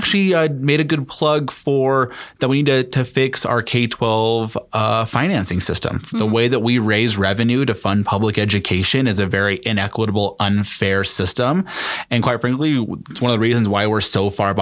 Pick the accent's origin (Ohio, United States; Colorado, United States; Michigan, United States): Colorado, United States; Denver; I grew up in Lois Court's district